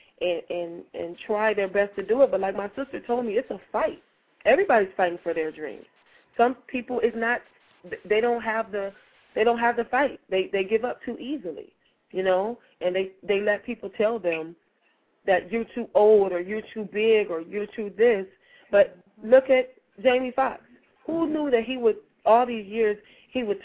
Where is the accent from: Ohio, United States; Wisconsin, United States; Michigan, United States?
Michigan, United States; moved away as an adult; now in Dallas, United States; I'm originally from Michigan, born and raised in Michigan.